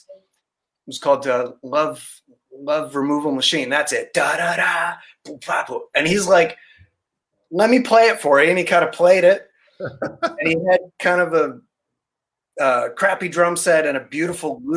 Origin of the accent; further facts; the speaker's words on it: Barrie, Ontario, Canada; I grew up in Barrie, so I know Music Pro in Barrie